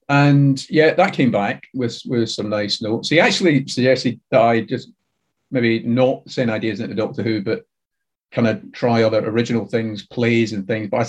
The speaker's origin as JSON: {"language": "English", "town": "Glasgow", "region": "Scotland", "country": "United Kingdom", "tie": "born or raised there", "also_born_or_lived": "Blackpool", "said": "I'm from Scotland, uh, born and mostly raised in, in Glasgow. Spent a couple of years when I was about two or three in Blackpool, um, in the north of England. But um, yeah, brought up in uh, mainly Rutherglen in Glasgow"}